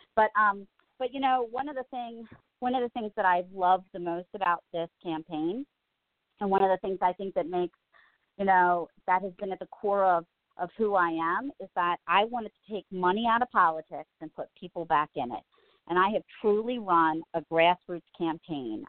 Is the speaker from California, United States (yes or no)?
no; Reisterstown, Maryland, United States; now in Kingsville, United States; where I grew up in Reisterstown